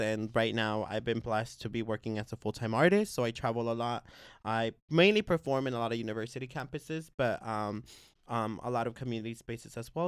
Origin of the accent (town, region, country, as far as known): Bay Area, California, United States; born or raised there; also born or lived in Guerrero, Mexico